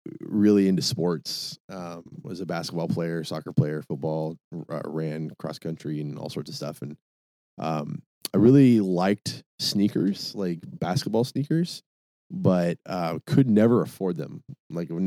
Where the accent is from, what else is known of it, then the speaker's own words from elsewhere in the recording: Tacoma, Washington, United States; moved away as an adult; also born or lived in Eugene, Oregon; I was born and raised in Tacoma, Washington. And at 18 had an opportunity to, go to college in Eugene, Oregon